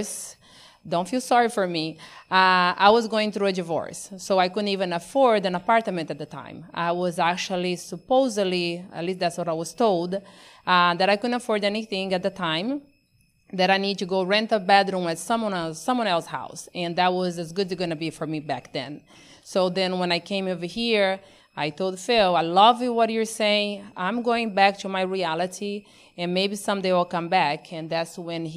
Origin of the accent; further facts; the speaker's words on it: Amazon, Brazil; now in United States; born and raised in Brazil, not just in Brazil, but in the middle of the Amazon with no power